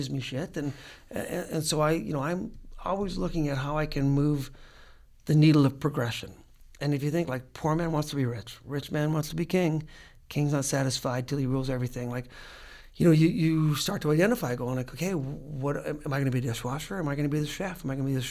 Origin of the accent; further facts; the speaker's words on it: Regina, Saskatchewan, Canada; I was from Regina, Saskatchewan, and going to a middle class high school